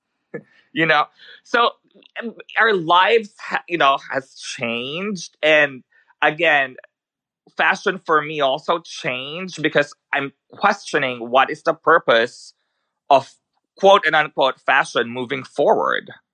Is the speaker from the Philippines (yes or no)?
yes; Manila, Metro Manila, Philippines; English is a second language; also born or lived in New York; now in Sweden; I was born in the Philippines, so I grew up there, um, in Manila.